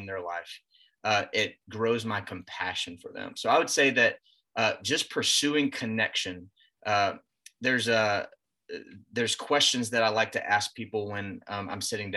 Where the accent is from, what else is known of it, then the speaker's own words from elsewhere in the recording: Greenville, South Carolina, United States; also born or lived in Georgia; I grew up in the Greenville area. I was born in Georgia, but grew up in Greenville